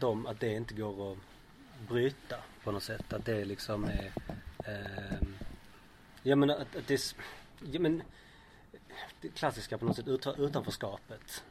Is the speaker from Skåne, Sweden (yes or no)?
yes; Malmö, Skåne, Sweden; född och uppvuxen i Malmö